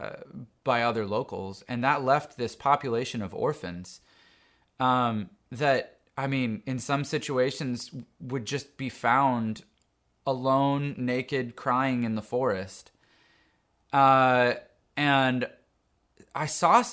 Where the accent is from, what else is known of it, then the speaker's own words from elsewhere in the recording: Canada; moved away as an adult; now in United States; I grew up in Canada, lived most of my adult life in the U.S.